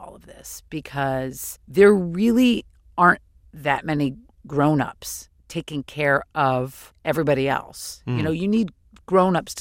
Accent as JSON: {"language": "English", "town": "San Francisco", "region": "California", "country": "United States", "tie": "born or raised there", "said": "San Francisco is a town, it's my hometown"}